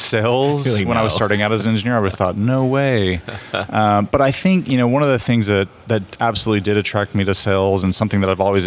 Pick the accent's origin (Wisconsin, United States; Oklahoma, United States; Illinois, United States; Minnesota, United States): Oklahoma, United States; I grew up in Oklahoma.